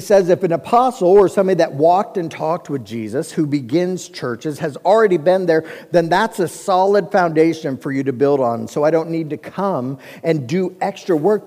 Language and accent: English; Cincinnati, Ohio, United States; I grew up in Cincinnati, Ohio, which is also built on seven hills